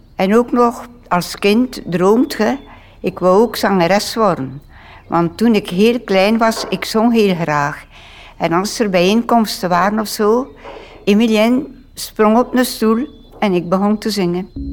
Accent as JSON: {"language": "Dutch", "town": "Vlierzele", "region": "Flanders", "country": "Belgium", "tie": "born or raised there", "also_born_or_lived": "South America", "moved": "as an adult", "lives_now": "Aalst, Belgium", "said": "ik ben geboren in Vlierzelen. Dat is een klein dorp tegen uh, eh, Oordehem, Gent en zo."}